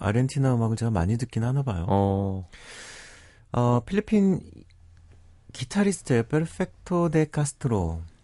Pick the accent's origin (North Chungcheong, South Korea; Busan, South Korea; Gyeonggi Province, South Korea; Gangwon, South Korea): Busan, South Korea; also born or lived in Seoul; 저는 고향이 부산이라고 생각하지만, 네. 7살 때 부산에 내려갔어요. 음. 그 태어난 건 서울이고